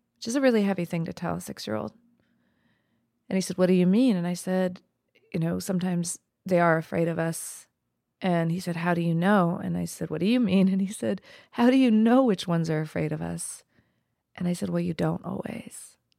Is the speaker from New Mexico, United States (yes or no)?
yes; New Mexico, United States; my life growing up in New Mexico as an East Indian woman